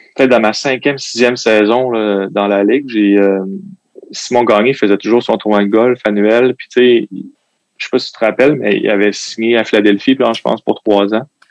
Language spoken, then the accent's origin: French; Quebec City, Quebec, Canada; also born or lived in L'Ancienne-Lorette; J'ai grandi à Sibérie